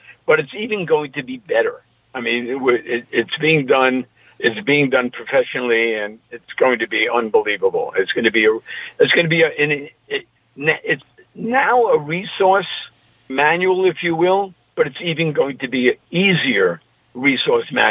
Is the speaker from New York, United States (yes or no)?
yes; New York, United States; accent: New York; my New York accent